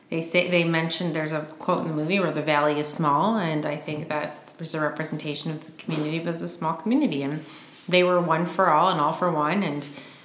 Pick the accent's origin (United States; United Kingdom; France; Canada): United States; Michigan; my home state, Michigan.